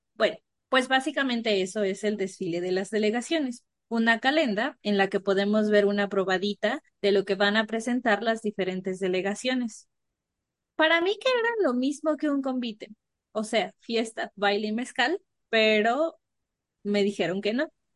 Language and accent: Spanish; La Mazateca, Oaxaca, Mexico; crecí un tiempo en la Mazateca